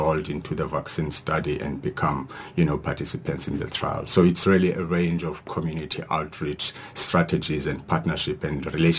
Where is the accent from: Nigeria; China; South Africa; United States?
South Africa; Mthatha, Eastern Cape; Yes, we cannot forget one in happening in Mthatha, which is my hometown in the Eastern Cape.